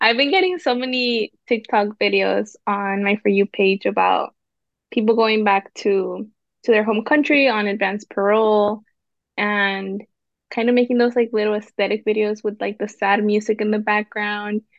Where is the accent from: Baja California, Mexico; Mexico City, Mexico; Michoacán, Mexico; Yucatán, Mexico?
Michoacán, Mexico; Zamora; I'm from Zamora